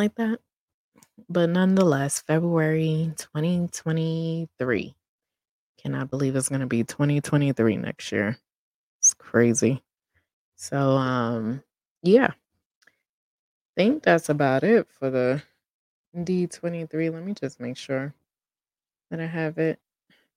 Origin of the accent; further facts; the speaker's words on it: New York City, New York, United States; I'm a New Yorker, born and raised